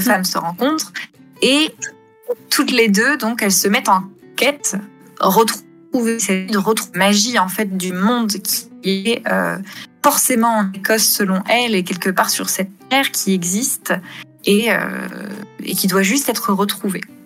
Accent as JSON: {"language": "French", "country": "France", "also_born_or_lived": "England / Scotland / Denmark", "moved": "as an adult", "said": "je suis française"}